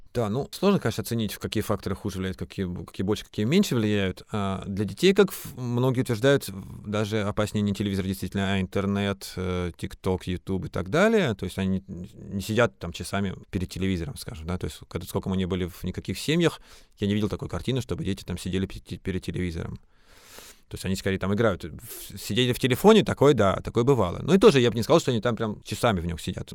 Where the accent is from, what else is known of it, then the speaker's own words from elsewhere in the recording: Krasnoyarsk Krai, Russia; now in Moscow, Russia; Я сам вырос в горах в Красноярском крае